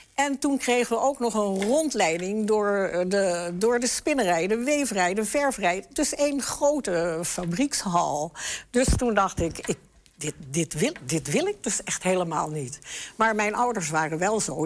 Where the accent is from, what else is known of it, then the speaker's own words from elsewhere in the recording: the West, Netherlands; moved away as an adult; also born or lived in Enschede; Ik kom uit het Westen